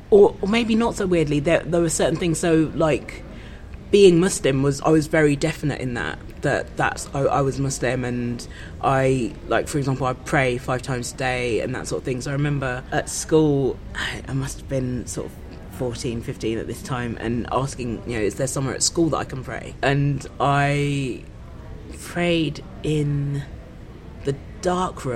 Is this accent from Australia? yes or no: no; Kent, South East England, United Kingdom; also born or lived in Brixton, London; I grew up in Kent.